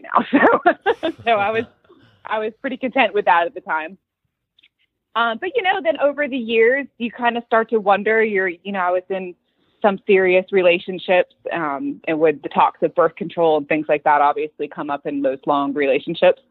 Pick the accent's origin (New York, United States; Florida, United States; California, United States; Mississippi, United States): Florida, United States; moved away as an adult; now in Dallas, United States; So we are from Florida, my husband, Michael, and I, currently living in Dallas, Texas